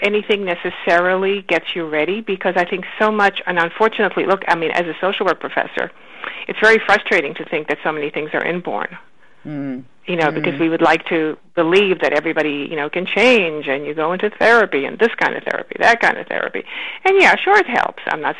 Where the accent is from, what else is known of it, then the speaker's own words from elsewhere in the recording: Romania; born there; moved away; also born or lived in Israel; You know, then we traveled from country to country, because I was born in Romania, and then we went to Israel, and then we came here.